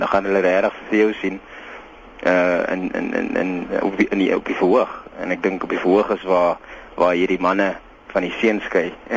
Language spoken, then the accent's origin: Afrikaans; Heidelberg, Western Cape, South Africa; ons is albei van Heidelberg af.